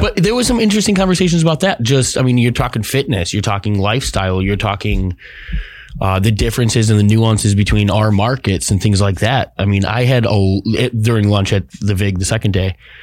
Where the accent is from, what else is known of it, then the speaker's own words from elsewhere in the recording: Midwest, United States; now in Arizona, United States; I come from the Midwest